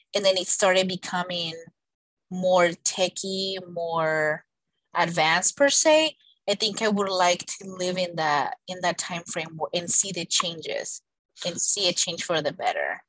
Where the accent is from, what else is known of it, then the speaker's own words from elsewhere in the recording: Colombia; moved away; I was born in Colombia